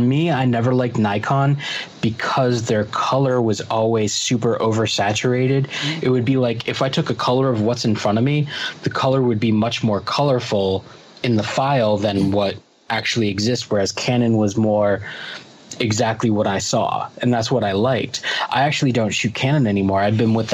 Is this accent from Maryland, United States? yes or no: no; Longmeadow, Massachusetts, United States; we live on the same street in Long Meadow where we grew up in Massachusetts